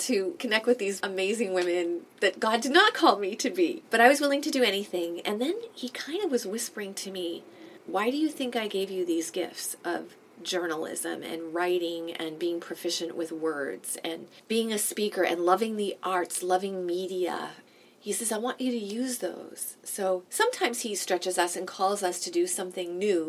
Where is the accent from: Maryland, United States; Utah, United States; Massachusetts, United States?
Massachusetts, United States; Boston; now in Toronto, Canada; I am from Boston, from New England originally.